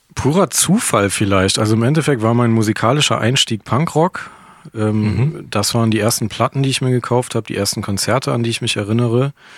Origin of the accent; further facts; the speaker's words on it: Krefeld, North Rhine-Westphalia, Germany; ich komme halt ursprünglich aus Krefeld